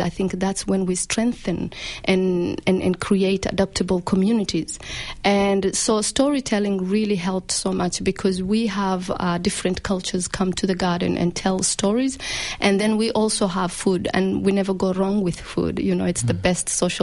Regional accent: Malindi, Kilifi County, Kenya; now in Australia; I grew up in a small town called Malindi. And and that's my hometown in Kenya

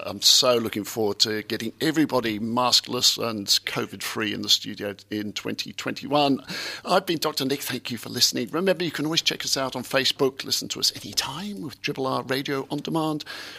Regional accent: Essex, East of England, United Kingdom; now in Australia; I wasn't born in Exeter, I was born in Essex.

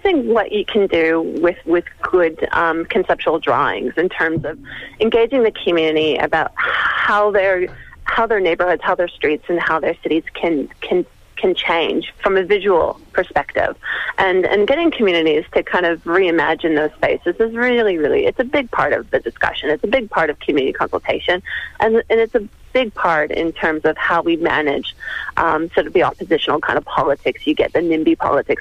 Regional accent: Canada; now in Melbourne, Australia; as a Canadian myself

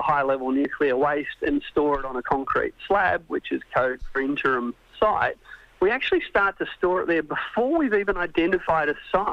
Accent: Australia; as an Australian

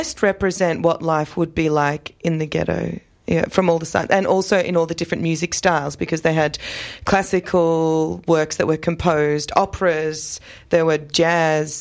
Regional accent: Australia; I was born in Australia. I feel more or less Australian

